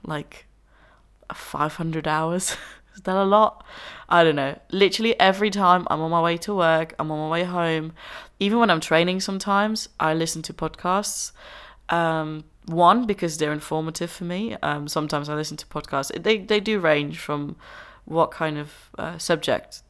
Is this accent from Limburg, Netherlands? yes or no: no; Enschede, Overijssel, Netherlands; moved away as an adult; now in Brighton, United Kingdom; I'm originally Dutch. I am from the Netherlands. Uh, I grew up there. I was born there, um, in a little town called Enschede